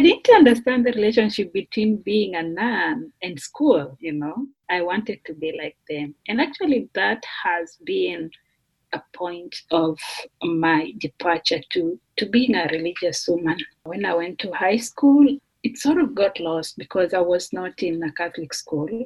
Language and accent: English; Kenya; English is a second language; moved away as an adult; now in Notre Dame, United States; I come from Kenya